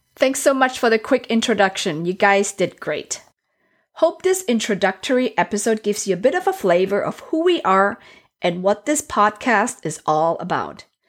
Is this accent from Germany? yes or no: yes; Germany; also born or lived in Asia; now in United States; I was born in Asia, raised in Europe, so Germany specifically